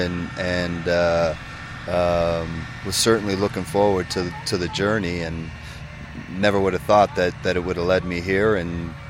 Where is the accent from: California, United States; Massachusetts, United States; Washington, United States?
California, United States; San Jose; born or raised there; moved away as an adult; now in Colorado, United States